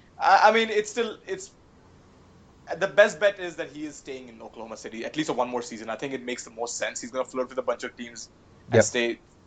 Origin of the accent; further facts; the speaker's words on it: Varanasi, Uttar Pradesh, India; my hometown of Varanasi.